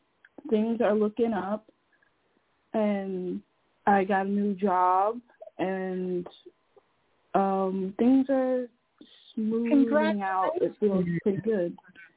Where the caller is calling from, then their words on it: Connecticut, United States; I'm calling from Connecticut.